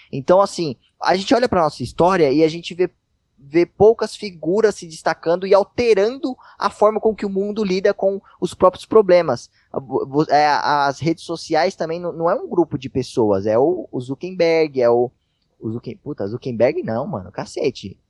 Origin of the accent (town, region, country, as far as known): Brazil